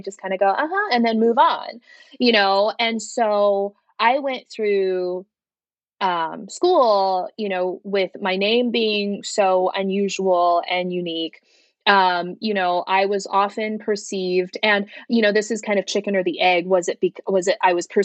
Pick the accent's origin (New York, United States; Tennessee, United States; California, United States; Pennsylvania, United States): California, United States; San Francisco; first language Mandarin; also born or lived in China; I grew up in San Francisco